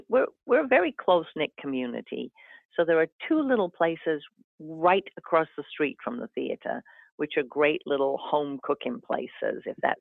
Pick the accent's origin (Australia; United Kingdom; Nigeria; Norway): United Kingdom; the north of England; moved away as an adult; now in Essex, Connecticut, United States; My hometown, which is in the north of England